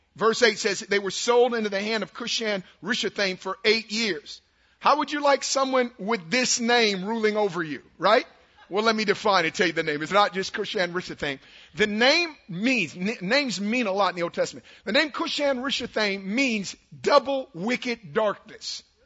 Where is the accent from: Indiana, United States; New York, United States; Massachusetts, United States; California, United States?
California, United States; Oakland; I'm from West Oakland. I grew up two blocks from the West MacArthur BART station in Oakland